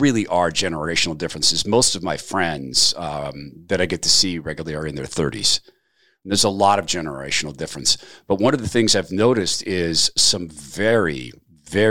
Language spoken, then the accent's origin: English; North Idaho, United States; also born or lived in Seattle, Washington; I live in North Idaho, but we came from Seattle, and this is my home. I grew up over here